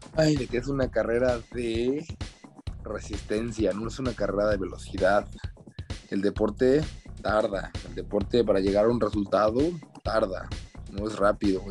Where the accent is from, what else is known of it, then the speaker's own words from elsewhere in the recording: Mexico; como, como mexicano